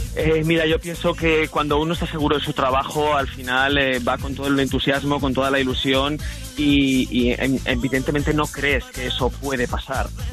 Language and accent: Spanish; Vitoria-Gasteiz, Basque Country, Spain; aquí en mi tierra, en Vitoria